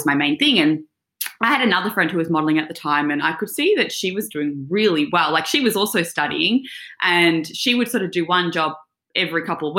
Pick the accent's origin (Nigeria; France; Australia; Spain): Australia; Mornington Peninsula, Victoria; I grew up on the Mornington Peninsula running around barefoot, riding my horse, surfing